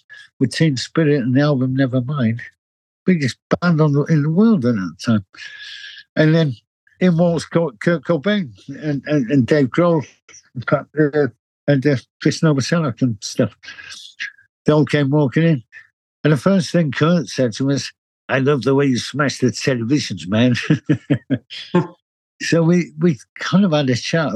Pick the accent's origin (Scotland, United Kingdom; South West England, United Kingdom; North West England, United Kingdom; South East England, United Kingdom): North West England, United Kingdom; Manchester; moved away as an adult; now in London, United Kingdom; I was born in Manchester